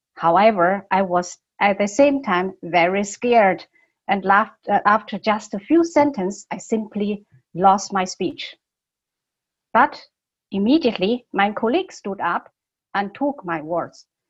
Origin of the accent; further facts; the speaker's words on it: Beijing, China; English is a second language; moved away as an adult; also born or lived in Germany; I was born in Beijing more than 30 years ago, I moved to Germany to study.